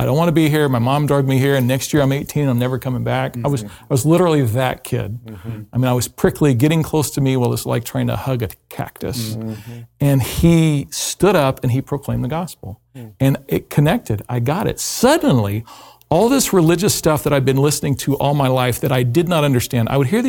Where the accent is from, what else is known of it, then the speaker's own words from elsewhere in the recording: Louisville, Kentucky, United States; also born or lived in West Coast (US); I was raised not too terribly far from where we sit right now. I was raised in Louisville, Kentucky. So what, a little less than 3 hours to the southwest of us. I was raised in a difficult home setting that was low socioeconomic